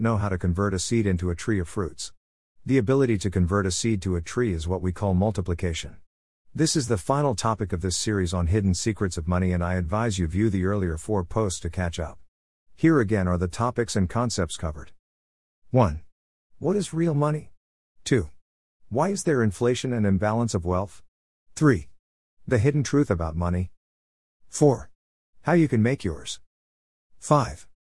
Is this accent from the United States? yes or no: no; Nigeria; moved away; growing up in Nigeria, we had what we then called the Abelabo tree